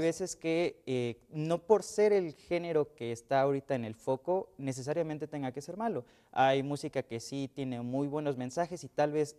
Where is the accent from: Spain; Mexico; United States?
Mexico; soy mexicano